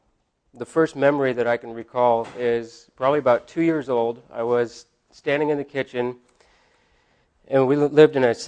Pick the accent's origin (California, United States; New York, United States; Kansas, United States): California, United States; Blue Lake; also born or lived in Eureka, California; I was born in Eureka, California. I grew up in Blue Lake, went to Arcata High